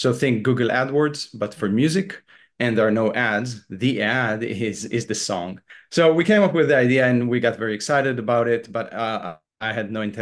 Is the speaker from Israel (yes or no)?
yes; Israel; moved away as an adult; also born or lived in Boston, United States / Los Angeles, United States; I was born and raised in Israel